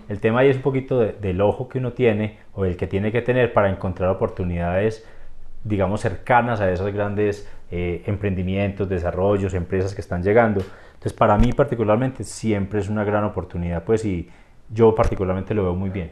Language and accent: Spanish; Rionegro, Antioquia, Colombia; yo soy de Río Negro